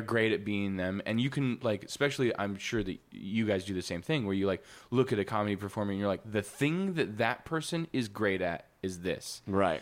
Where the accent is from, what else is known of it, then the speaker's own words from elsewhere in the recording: Wisconsin, United States; moved away as an adult; also born or lived in Missouri; now in Los Angeles, United States; I was born in Missouri, moved to Wisconsin when I was like four